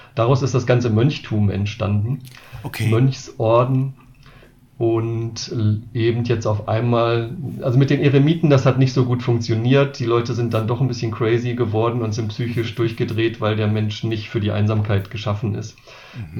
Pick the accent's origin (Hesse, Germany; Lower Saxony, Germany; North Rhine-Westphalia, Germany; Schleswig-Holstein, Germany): Lower Saxony, Germany; Wolfsburg; now in Marburg, Germany; ich komme auch selbst aus der Bewegung aus Wolfsburg, dort aus der Stadtmission, bin da zum Glauben an Jesus gekommen